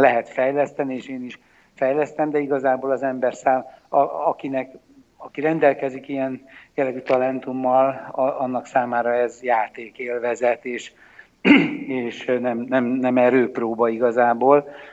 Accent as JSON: {"language": "Hungarian", "country": "Hungary", "tie": "born or raised there", "said": "én felnőttem a kádári 70-es években"}